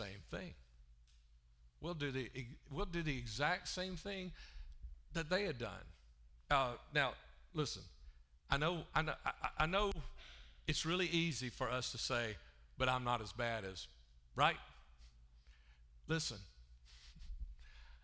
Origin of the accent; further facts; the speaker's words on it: Alabama, United States; also born or lived in Chicago; I'm from Alabama